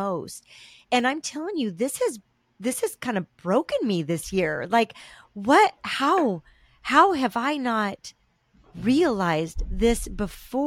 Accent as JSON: {"language": "English", "region": "Southern California", "country": "United States", "tie": "born or raised there", "said": "we were raised in Southern California"}